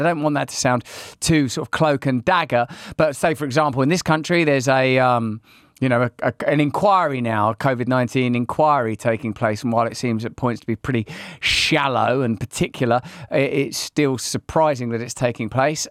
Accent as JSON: {"language": "English", "country": "United Kingdom", "said": "being British"}